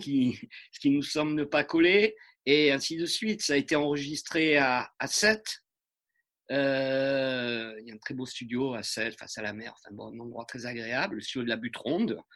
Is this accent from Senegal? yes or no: no; France; on est des Français